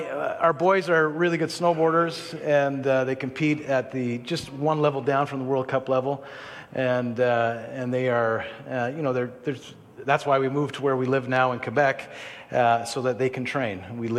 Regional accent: Israel; I'll get back to how I grew up in Israel in a second

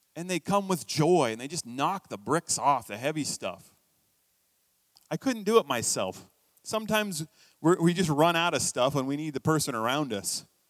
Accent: United States; now in Canada; I'm American

